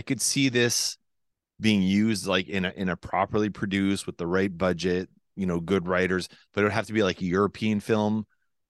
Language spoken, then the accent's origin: English; Quebec, Canada; accent: Quebec; That's my Quebec accent trying to imitate Finland accent. Finland by way of Quebec.